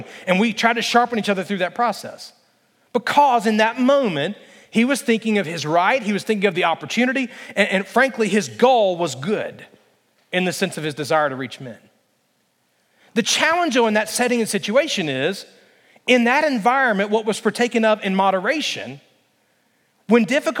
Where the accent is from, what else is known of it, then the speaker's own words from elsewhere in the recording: the South, United States; Listen, I grew up in the South, okay?